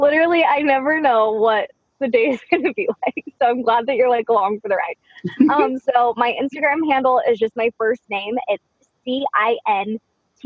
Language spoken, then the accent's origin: English; Dallas, Texas, United States; moved away as an adult; also born or lived in Seattle, Washington; just after high school, we moved from Dallas to Seattle, Washington.